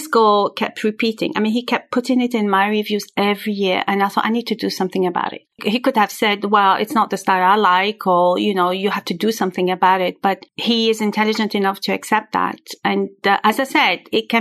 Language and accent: English; Algeria; first language French; English is a second language; now in Switzerland; I was born in Algeria, and I was raised by two very, very special parents